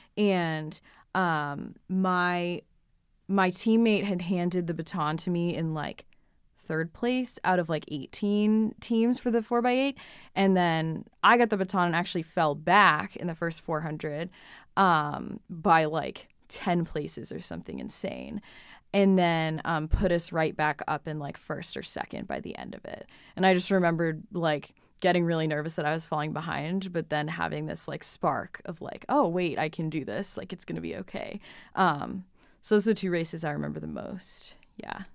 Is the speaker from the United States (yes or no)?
yes; Hudson, New Hampshire, United States; I grew up in Hudson, New Hampshire, which is right on the southern border